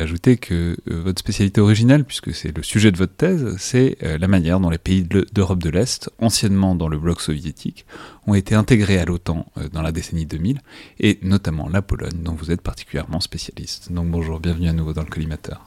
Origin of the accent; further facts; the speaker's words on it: France; accent: French; mon horrible accent français